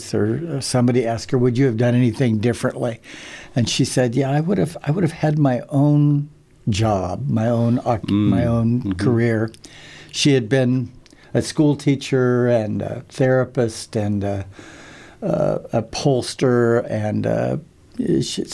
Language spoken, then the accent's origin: English; Princeton, New Jersey, United States; I was born in Princeton